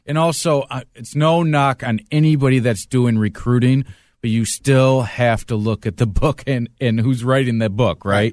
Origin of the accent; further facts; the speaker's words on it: Macomb County, Michigan, United States; I grew up in Macomb County